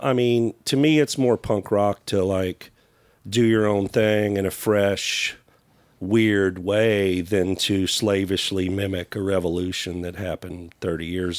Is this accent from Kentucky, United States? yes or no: yes; Kentucky, United States; growing up in Kentucky